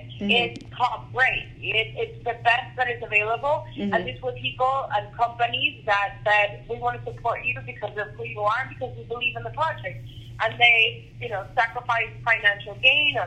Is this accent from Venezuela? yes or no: yes; Venezuela; I'm from Venezuela